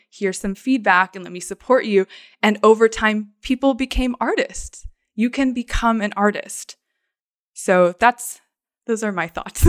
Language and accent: English; Phoenix, Arizona, United States; I grew up in, like, East Valley, Phoenix